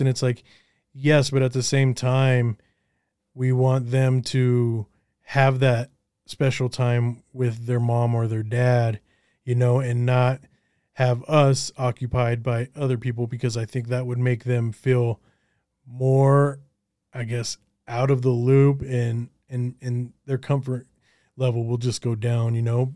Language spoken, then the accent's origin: English; Colorado, United States; also born or lived in Los Angeles; I'm from Colorado, and I'm, we're trying to eventually move out of Colorado